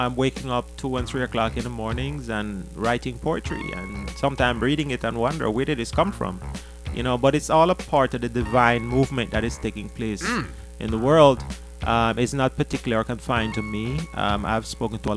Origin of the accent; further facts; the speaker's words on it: Jamaica; moved away; I'm from Jamaica